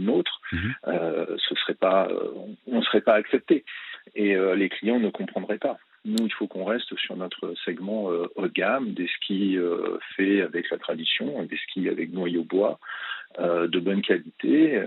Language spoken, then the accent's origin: French; Chamrousse, Auvergne-Rhône-Alpes, France; j'ai habité Champ-Rousse et je suis né quasiment à Champ-Rousse, une station de ski au-dessus de Grenoble. Du coup, j'ai pratiqué le ski depuis ma toute jeune enfance